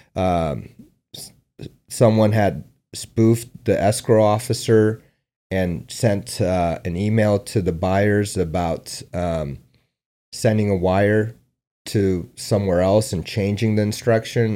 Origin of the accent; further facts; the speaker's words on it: San Diego, California, United States; also born or lived in Afghanistan / Omaha, Nebraska / New York; I grew up in San Diego.